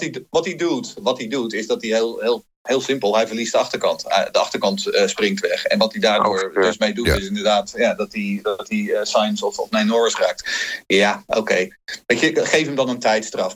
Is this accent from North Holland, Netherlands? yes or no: yes; Haarlem, North Holland, Netherlands; moved away as an adult; also born or lived in Rotterdam; now in Sweden; ik ben geboren Rotterdammer, groot geworden in Haarlem